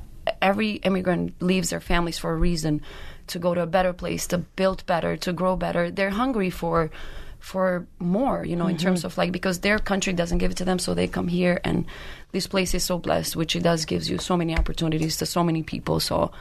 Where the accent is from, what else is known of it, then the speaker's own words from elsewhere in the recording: Brooklyn, New York, United States; English is a second language; I am from Brooklyn.